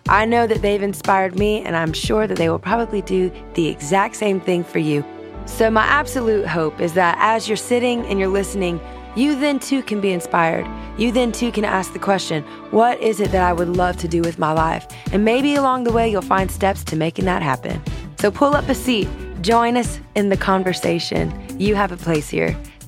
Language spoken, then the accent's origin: English; Louisiana, United States; which, hello, I'm from Louisiana, Southern girl at heart.